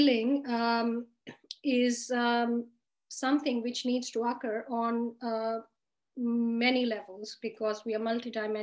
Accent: Australia; I'm from Australia. I am a psychiatrist based in Sydney

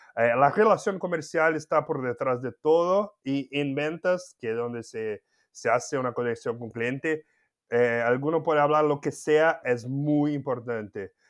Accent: Campinas, São Paulo, Brazil; Spanish is a second language; moved away as an adult; also born or lived in Mexico; una empresa de tecidos local ahí de Campinas, donde yo nací y viví

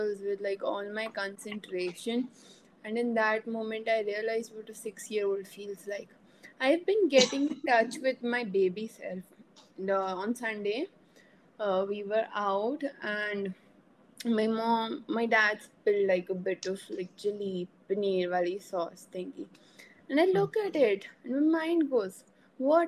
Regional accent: India; being the Indian curious girl that I am

